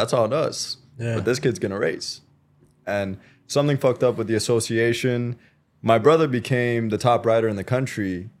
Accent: British Columbia, Canada; also born or lived in Quebec, Canada; I'm a bit of a military brat.

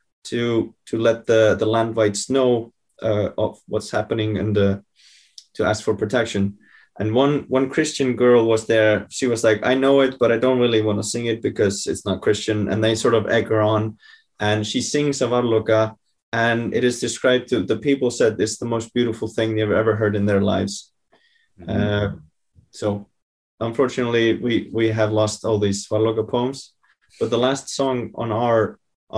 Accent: Iceland; it greatly offended the Icelandic nation to the point where our president tweeted about it

